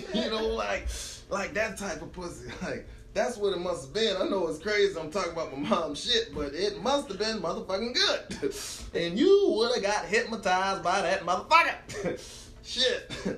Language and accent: English; Emporia, United States; And, because I grew up in Emporia, right? That was back in the day. I grew up in Emporia.